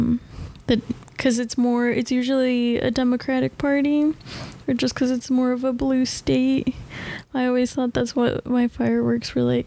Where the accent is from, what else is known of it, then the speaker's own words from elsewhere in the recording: Denver, Colorado, United States; moved away as an adult; now in Nashville, United States; I'm originally from Denver, and I moved to Nashville around the 4th of July.